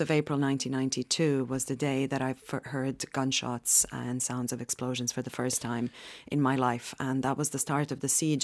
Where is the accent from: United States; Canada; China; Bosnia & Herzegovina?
Bosnia & Herzegovina; Sarajevo, Federation of Bosnia and Herzegovina; moved away; I'm from Sarajevo, from Bosnia